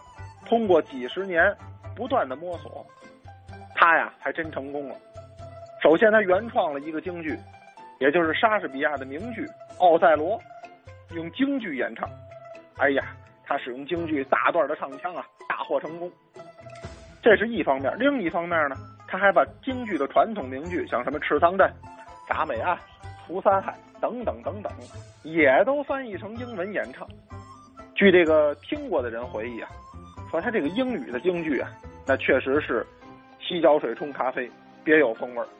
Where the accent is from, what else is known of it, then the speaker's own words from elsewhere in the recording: Beijing, China; 就是咱们北京人老喜欢的那个放这个鸽子